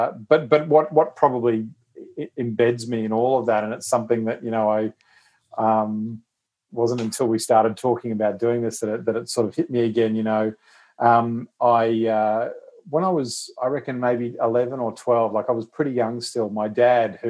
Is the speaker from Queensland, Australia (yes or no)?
yes; Queensland, Australia; being a Queenslander